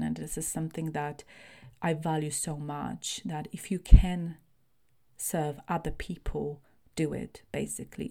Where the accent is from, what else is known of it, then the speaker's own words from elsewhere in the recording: Poland; now in United Kingdom; I was born in Poland, and that's my kind of primary nationality